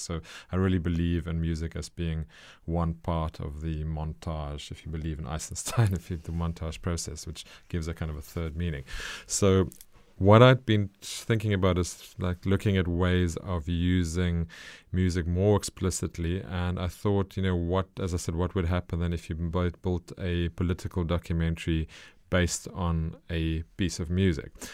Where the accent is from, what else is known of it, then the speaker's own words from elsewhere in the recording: South Africa; for me as a South African